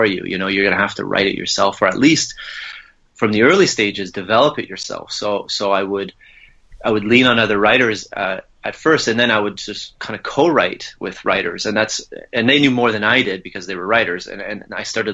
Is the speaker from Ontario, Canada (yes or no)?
no; Gatineau, Quebec, Canada; I grew up near Ottawa in Gatineau on the French-Canadian side